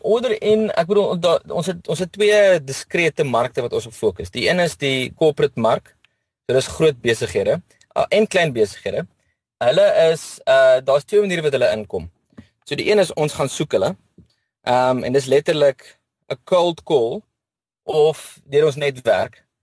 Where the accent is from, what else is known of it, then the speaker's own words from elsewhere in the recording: Bloemfontein, Free State, South Africa; now in Cape Town, South Africa; Ek is oorspronklik van Bloemfontein af.